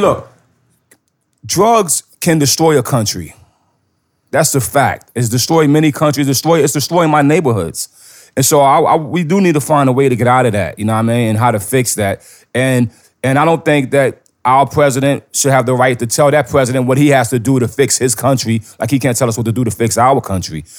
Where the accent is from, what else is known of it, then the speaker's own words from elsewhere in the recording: New York, United States; I'm from New York